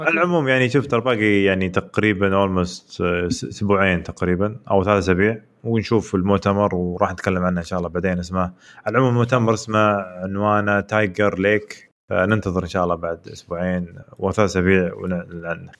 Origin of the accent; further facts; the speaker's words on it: Saudi Arabia; عندنا في السعوديه